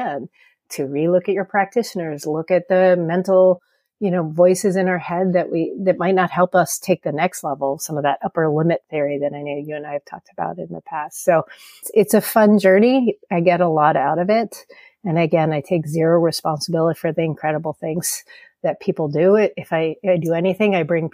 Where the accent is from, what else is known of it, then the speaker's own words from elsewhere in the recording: California, United States; I'm from California